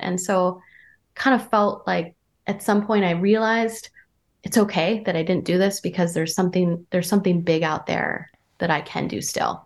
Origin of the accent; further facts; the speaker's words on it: Vermont, United States; moved away as an adult; also born or lived in Santa Barbara, California / New York / San Francisco; I'm from Vermont. I'm from a small town in Vermont where there's just now cell phone.